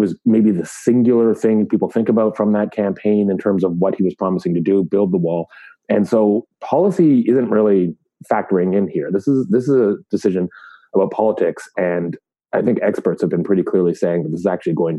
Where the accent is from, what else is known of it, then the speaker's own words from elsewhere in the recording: Canada; I don't recognize President's Day as a Canadian